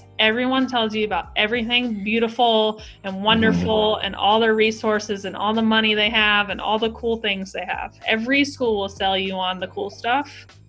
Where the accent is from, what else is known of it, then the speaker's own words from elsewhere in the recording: the South, United States; And I'm sure you can tell I am from the South. So I was not prepared for that kind of cold. I've never grown up in that kind of cold.